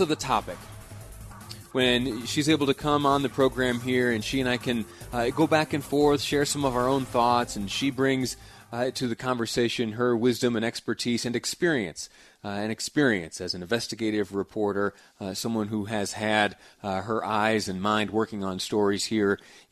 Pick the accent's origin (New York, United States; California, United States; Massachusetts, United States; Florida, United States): New York, United States; Western; now in Utah, United States; I did some of my growing up in Western New York